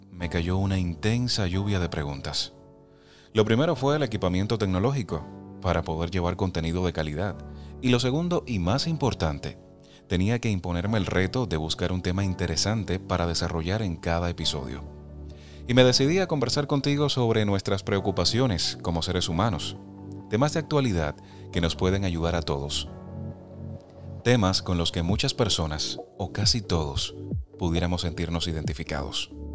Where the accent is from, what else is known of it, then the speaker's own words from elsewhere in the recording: Las Tunas, Cuba; moved away as an adult; now in Pennsylvania, United States; mi pueblo natal, en Las Tunas, una provincia ubicada en la región oriental de mi país